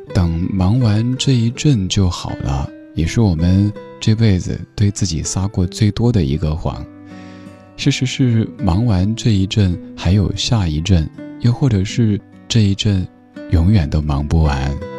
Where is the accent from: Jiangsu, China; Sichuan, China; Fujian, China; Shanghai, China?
Sichuan, China; Chengdu; 在我家乡成都